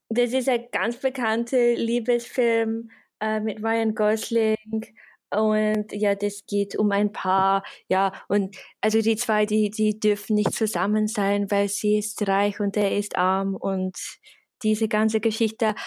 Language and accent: German; England, United Kingdom; German is a second language; moved away as an adult; now in Vienna, Austria; ich bin, ich bin Engländerin, ich wohne aber seit äh, zehn Jahren in Österreich, in Wien.